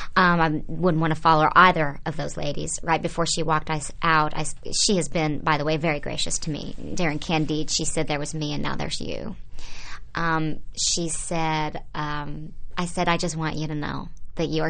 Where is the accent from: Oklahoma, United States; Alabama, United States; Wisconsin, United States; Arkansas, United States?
Oklahoma, United States; moved away; I was a kid growing up in Oklahoma